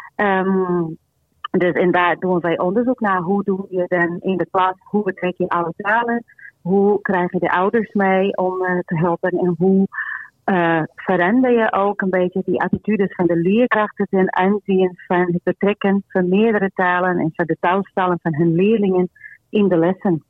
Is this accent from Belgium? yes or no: no; Portugal; now in Netherlands; ik kom uit Portugal, wij spreken Portugees met elkaar